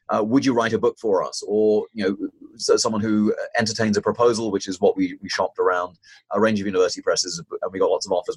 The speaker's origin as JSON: {"language": "English", "country": "United Kingdom", "moved": "yes", "said": "I, started in in the United Kingdom, as you might be able to tell from my accent"}